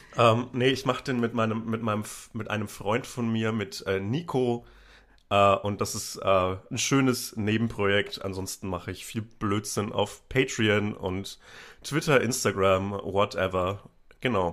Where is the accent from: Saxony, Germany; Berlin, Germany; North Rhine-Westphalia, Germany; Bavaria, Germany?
Bavaria, Germany; Upper Franconia, near Bamberg; born or raised there